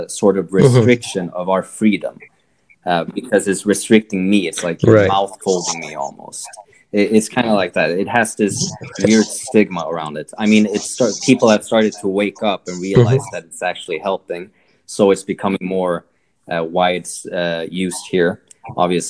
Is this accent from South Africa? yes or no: no; Sweden; now in South Korea; because I come from Sweden, and it's a very individualistic, individualist focused society. So obviously that's what I've been growing up with.